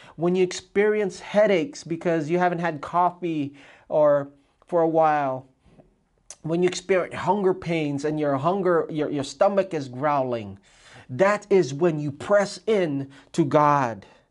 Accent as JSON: {"language": "English", "region": "Hawaii", "country": "United States", "said": "in Hawaii"}